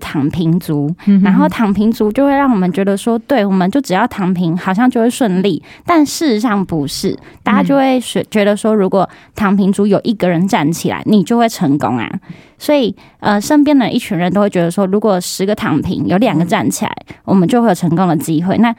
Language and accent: Chinese; Pingtung County, Taiwan; moved away; 屏东，我是屏东人。